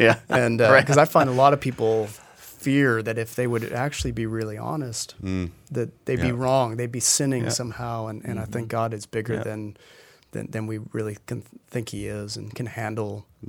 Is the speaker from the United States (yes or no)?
yes; the South, United States; accent: Southern; get rid of my Southern accent. I gotta, I gotta get rid of it.